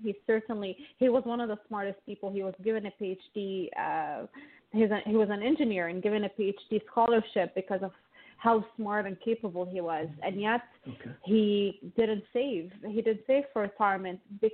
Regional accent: Lebanon; now in Toronto, Canada; I grew up in Lebanon, and Lebanon is a war-torn country.

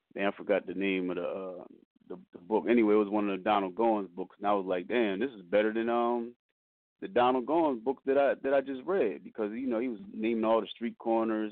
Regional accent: Wilmington, Delaware, United States; I'm born and raised in Wilmington, Delaware

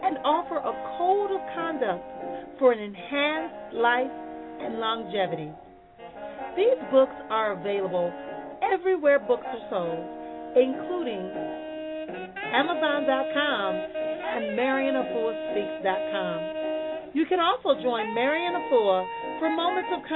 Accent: Milwaukee, Wisconsin, United States; here in my hometown of Milwaukee, Wisconsin.

